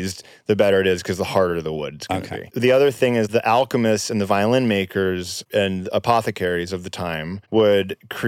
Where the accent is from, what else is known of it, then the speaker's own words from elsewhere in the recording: California, United States; I was from California and parents of Hollywood